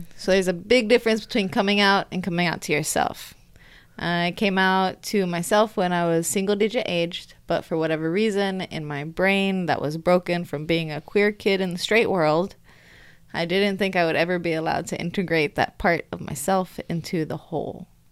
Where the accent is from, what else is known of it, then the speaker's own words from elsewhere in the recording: United States; I'm American